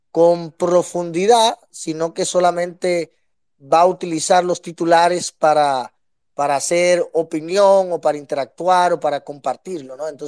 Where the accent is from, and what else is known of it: Dominican Republic